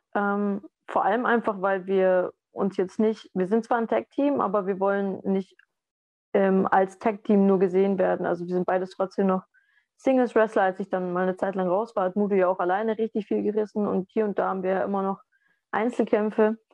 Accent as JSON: {"language": "German", "region": "Southern Germany", "country": "Germany", "said": "bei uns im Süden"}